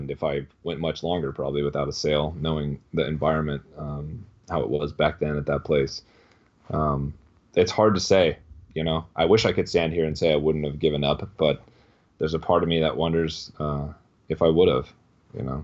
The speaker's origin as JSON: {"language": "English", "town": "Chico", "region": "California", "country": "United States", "tie": "born or raised there", "also_born_or_lived": "San Francisco Bay Area, California", "moved": "as an adult", "lives_now": "Austin, United States", "said": "went home to my hometown, Chico, California"}